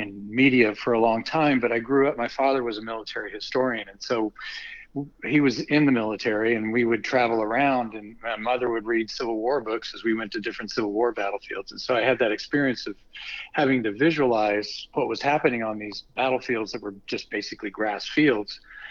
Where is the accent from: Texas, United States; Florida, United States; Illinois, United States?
Texas, United States; I'm from Texas